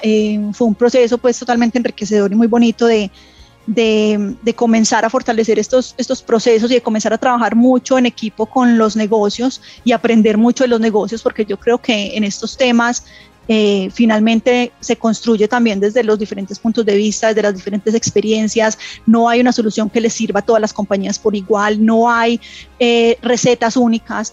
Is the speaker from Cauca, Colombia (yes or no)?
no; Medellín, Antioquia, Colombia; yo soy de Medellín. Eh, crecí en una familia tradicional antioqueña